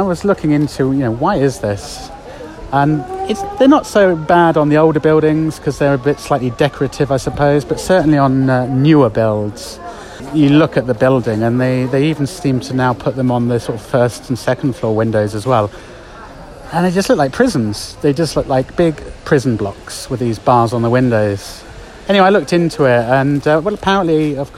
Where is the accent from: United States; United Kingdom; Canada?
United Kingdom; now in Spain; me being a Brit